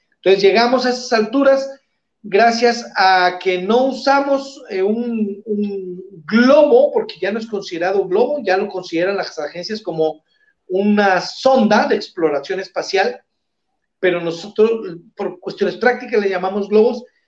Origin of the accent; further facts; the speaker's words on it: Sinaloa, Mexico; aquí en Sinaloa, en mi tierra